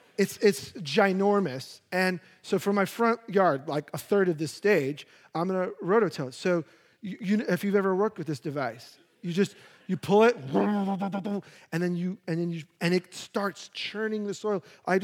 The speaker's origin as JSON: {"language": "English", "region": "New York", "country": "United States", "said": "I, being a New Yorker and having no handy skills, I wanted grass. You know, like, I grew up, we had a little plot of grass, so I want a little plot of grass."}